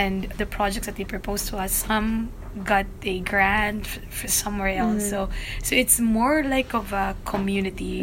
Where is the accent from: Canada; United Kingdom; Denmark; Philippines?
Philippines; I am from the Philippines, and I'm living in Iligan City